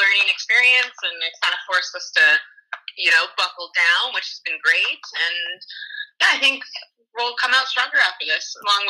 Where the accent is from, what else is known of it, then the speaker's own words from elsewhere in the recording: Calgary, Alberta, Canada; also born or lived in Ontario; I'm from Calgary.